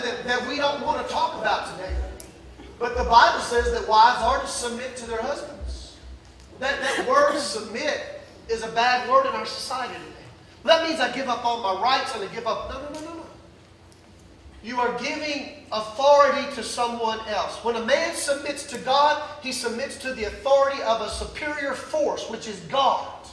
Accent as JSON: {"language": "English", "region": "the South", "country": "United States", "tie": "born or raised there", "said": "growing up in the South"}